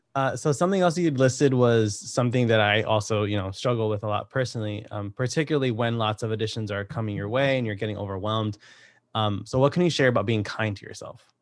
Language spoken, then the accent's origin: English; Connecticut, United States; I'm from Connecticut